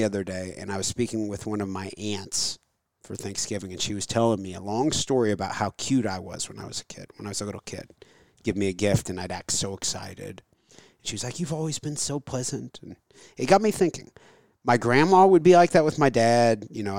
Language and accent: English; United States; I'm a, I guess, I'm Catholic American white guy, so I don't have any, you know, horse, any horse in this at all.